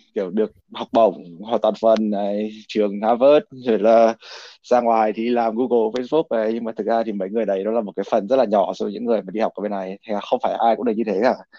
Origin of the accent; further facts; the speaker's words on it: Vietnam; now in United States; mình là người Việt Nam